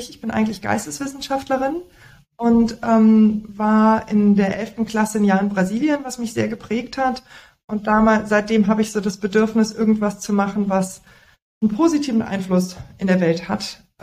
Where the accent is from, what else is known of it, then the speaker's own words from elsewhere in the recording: North Rhine-Westphalia, Germany; now in Berlin, Germany; aus dem Siebengebirge.